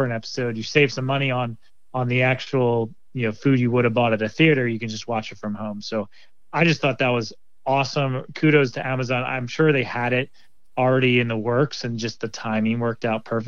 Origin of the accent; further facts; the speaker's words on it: Philadelphia, Pennsylvania, United States; moved away as an adult; now in Seattle, United States; I'm here from Philadelphia, and I've been living out in Seattle area for about 7 years now. I was a suburbs person outside of Philly